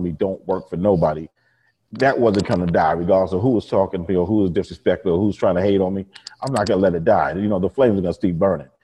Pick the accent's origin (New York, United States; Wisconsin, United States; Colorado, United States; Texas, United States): New York, United States; New York and Long Island, United States; born or raised there